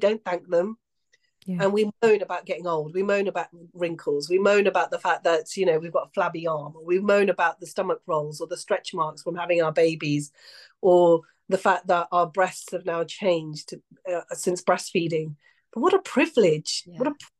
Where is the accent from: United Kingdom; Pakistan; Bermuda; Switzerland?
Pakistan; I come from it as a cultural view. And I know that as a Pakistani woman, talking about consent with boys is never really something that's a mainstream conversation within households